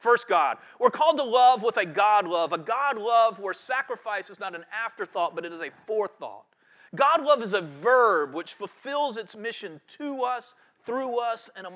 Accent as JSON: {"language": "English", "area": "Guilford County", "region": "North Carolina", "country": "United States", "tie": "born or raised there", "said": "I grew up in Guilford County"}